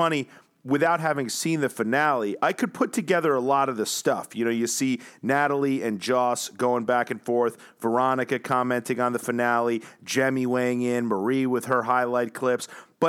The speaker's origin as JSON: {"language": "English", "country": "New Zealand", "said": "All right, but you didn't come for me, even though I came all the way from New Zealand."}